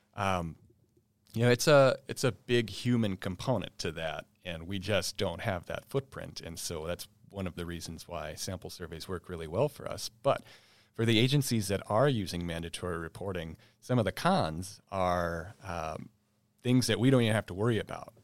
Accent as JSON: {"language": "English", "town": "East Grand Forks", "region": "Minnesota", "country": "United States", "tie": "born or raised there", "also_born_or_lived": "Round Lake, west central Minnesota", "said": "I grew up in East Grand Fork"}